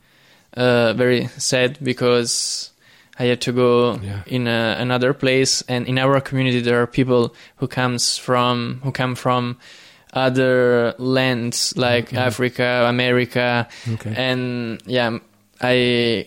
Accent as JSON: {"language": "English", "area": "near Naples", "region": "Campania", "country": "Italy", "tie": "born or raised there", "second_language": "English", "moved": "as an adult", "said": "I was born in Italy, mm-hmm. South Italy, near Naples"}